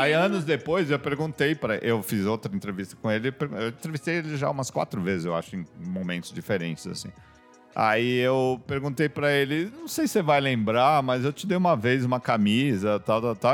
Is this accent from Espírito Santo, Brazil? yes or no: no; São Paulo, Brazil; aqui no Rio, eu sou de São Paulo